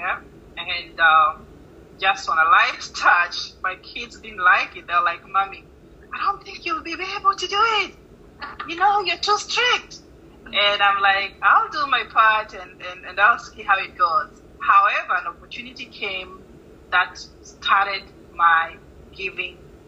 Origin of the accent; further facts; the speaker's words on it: Nairobi, Kenya; moved away as an adult; also born or lived in Kisumu, Kenya; now in Florida, United States; I live in Florida, born and raised in Kenya, went to school both in Nairobi and part of Kisumu, but most of it was in Nairobi